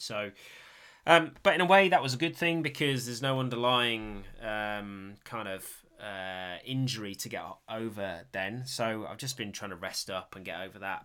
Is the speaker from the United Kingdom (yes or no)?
yes; Sheffield, Yorkshire and the Humber, United Kingdom; I grew up in Sheffield, so that's where, that's where I used to mountain bike as a kid